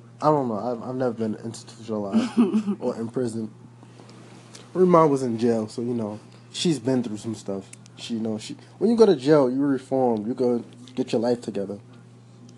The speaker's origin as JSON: {"language": "English", "town": "New York City", "region": "New York", "country": "United States", "said": "I'm from Brooklyn. I'm from Coney Island"}